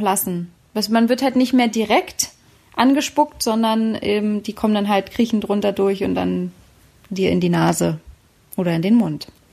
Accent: Berlin, Germany; aus meiner Heimatstadt Berlin

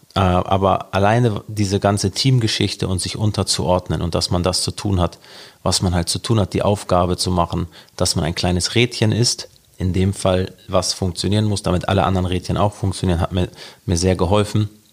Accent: Hamburg, Germany; also born or lived in Norderstedt; Ich bin aufgewachsen in Hamburg, mitten an der Kieler Straße in Altona

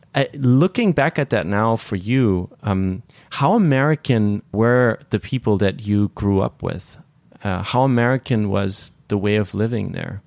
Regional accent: northern Bavaria, Germany; I'm from the from Bavaria, from the northern part, which is Protestant and kind of more serious

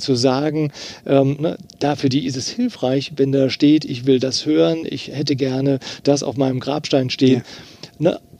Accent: Eifel, Rhineland-Palatinate, Germany; also born or lived in Trier; ich bin ja in der Eifel groß geworden

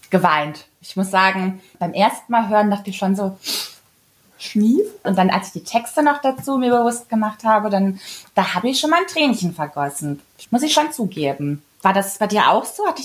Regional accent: Kassel, Hesse, Germany; ich komme ja aus Kassel und da war so

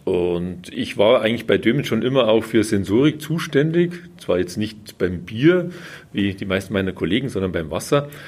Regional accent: Baden-Württemberg, Germany; bei uns in Süddeutschland, also gerade in Baden-Württemberg

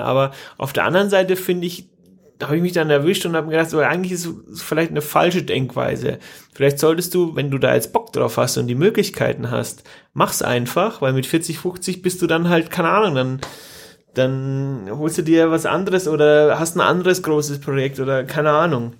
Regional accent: Germany; bei uns in Deutschland

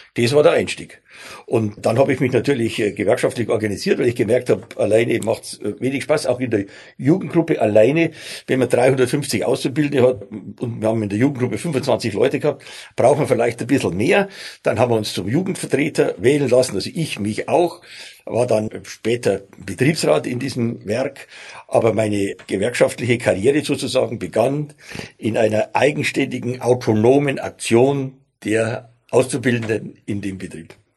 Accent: Bavaria, Germany; accent: Bavarian; also born or lived in Stuttgart; ich bin ja Bayer, wie man unschwer hört

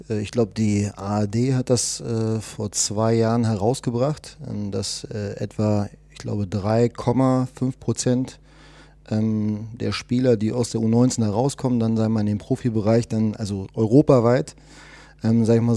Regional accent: Berlin, Germany; Genau, also ich bin gebürtiger Berliner, bin 44 Jahre alt

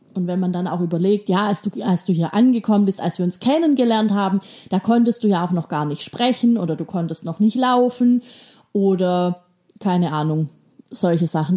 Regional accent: Baden-Württemberg, Germany; Bei uns in Baden-Württemberg

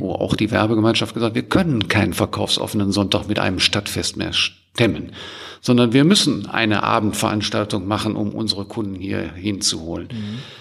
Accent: Germany; wir als Deutsche

